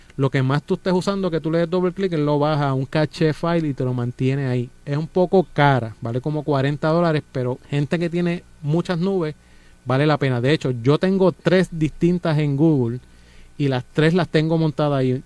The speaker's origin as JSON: {"language": "Spanish", "town": "Bayamón", "country": "Puerto Rico", "tie": "born or raised there", "said": "yo me crié y nací en Santa Juanita"}